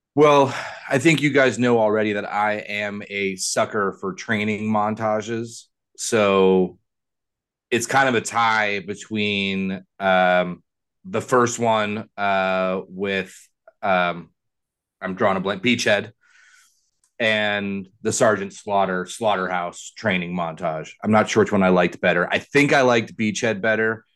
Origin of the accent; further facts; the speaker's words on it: Ohio, United States; I grew up in Ohio, so I am very vanilla